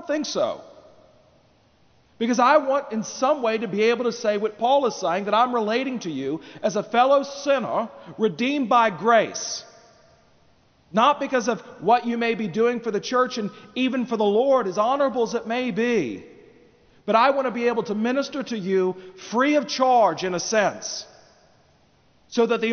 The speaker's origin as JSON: {"language": "English", "country": "United States", "said": "as American citizens in the 21st century"}